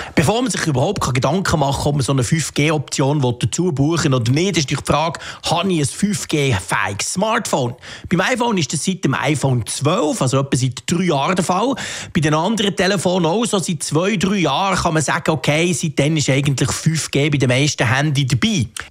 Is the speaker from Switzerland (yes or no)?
yes; Switzerland; bei uns in der Schweiz